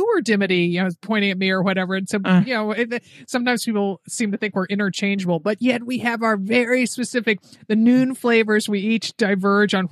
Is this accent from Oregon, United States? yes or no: no; Connecticut, United States; I'm from Connecticut.